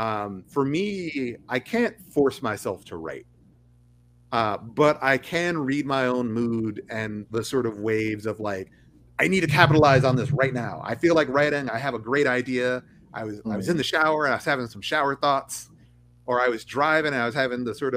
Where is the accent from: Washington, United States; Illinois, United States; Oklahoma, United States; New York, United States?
Oklahoma, United States; moved away; also born or lived in Texas; I grew up in Oklahoma, and Oklahoma is in the Bible Belt